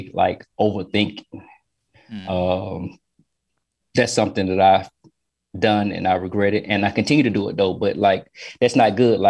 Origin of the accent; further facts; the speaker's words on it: Atlanta, Georgia, United States; Born and raised in Atlanta, Georgia